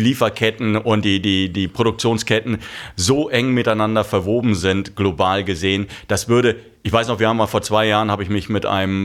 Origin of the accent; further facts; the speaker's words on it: Germany; als Deutsche